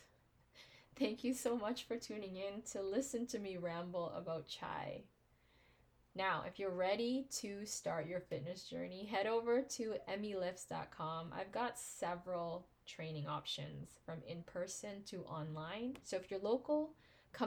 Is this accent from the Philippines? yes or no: yes; Philippines; As a Filipino married to an Indian